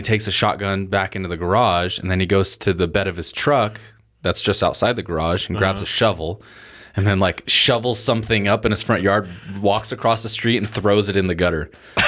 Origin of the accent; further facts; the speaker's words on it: Portland, United States; I grew up in Portland, and there's people that grow up